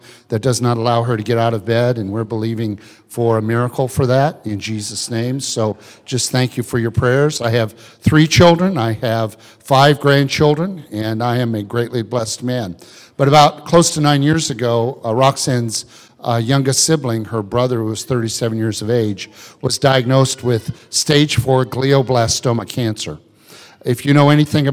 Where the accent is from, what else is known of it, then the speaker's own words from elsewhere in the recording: Illinois, United States; I grew up in Illinois